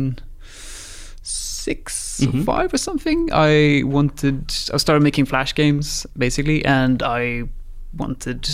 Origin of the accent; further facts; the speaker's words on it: Sweden; moved away as an adult; also born or lived in Guildford, England / Brazil; I'm from Sweden